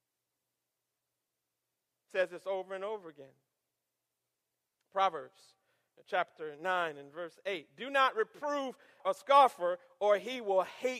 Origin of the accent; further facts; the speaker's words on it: Michigan, United States; now in Atlanta, United States; I grew up in Michigan